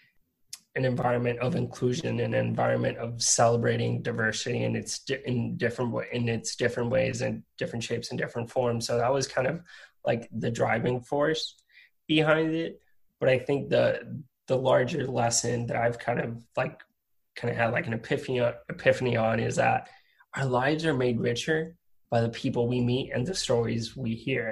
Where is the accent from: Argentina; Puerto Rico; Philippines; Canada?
Puerto Rico; moved away as an adult; also born or lived in Rhode Island; I'm originally from Puerto Rico, and I went to college in Rhode Island.